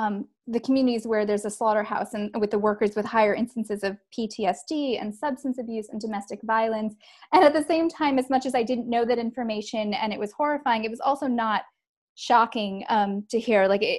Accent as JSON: {"language": "English", "area": "Long Island", "region": "New York", "country": "United States", "tie": "born or raised there", "said": "I grew up on Long Island in New York, and I didn't even know that there were jails and prisons on Long Island or in New York, because I grew up in a more like upper middle class area"}